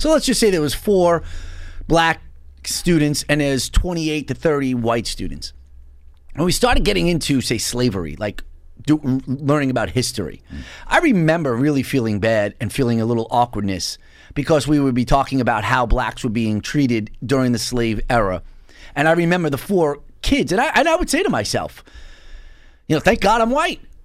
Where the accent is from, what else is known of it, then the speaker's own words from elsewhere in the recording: New York City, New York, United States; moved away; I was originally from Bensonhurst